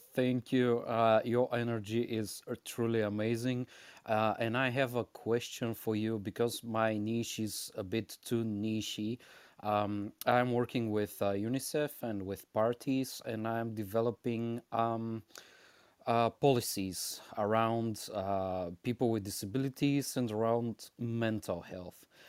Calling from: Bulgaria; I'm calling from Bulgaria

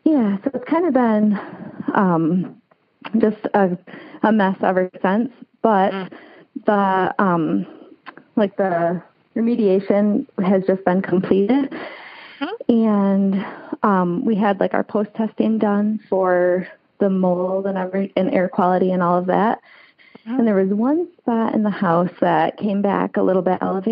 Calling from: Michigan, United States; I'm calling from Michigan.

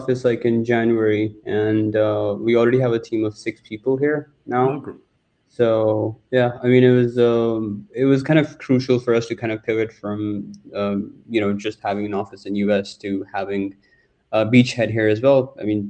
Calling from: Dubai, United Arab Emirates; I'm calling in from Dubai.

